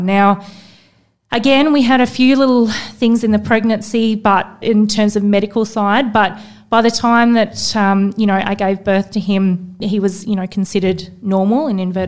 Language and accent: English; Tasmania, Australia; now in Sydney, Australia; growing up in Tassie